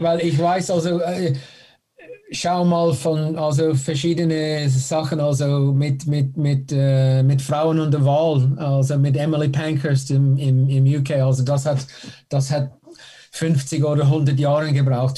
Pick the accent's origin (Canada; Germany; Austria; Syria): Canada; German is a second language; moved away as an adult; ich bin äh, in Kanada geboren.